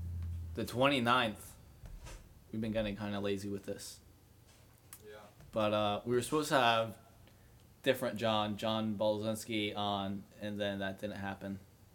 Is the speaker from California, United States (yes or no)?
no; New Jersey, United States; I'm from New Jersey.